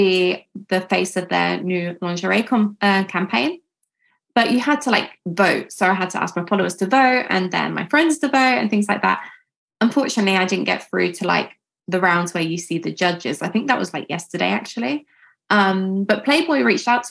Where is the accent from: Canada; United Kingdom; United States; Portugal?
United Kingdom; I grew up here and I just do everything from here really.